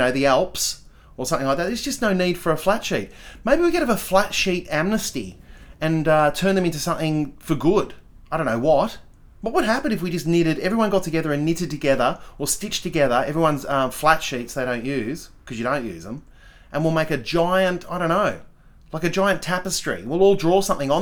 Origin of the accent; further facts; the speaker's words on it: Adelaide, South Australia, Australia; also born or lived in Perth, Western Australia / Melbourne, Victoria; I say I'm from Adelaide, but I'm actually from Perth. I was born in Melbourne. We moved to Perth, I think within a month or something. And I was raised there until I was like 11. And then we moved... No, not 11, 10. And then we moved to Adelaide.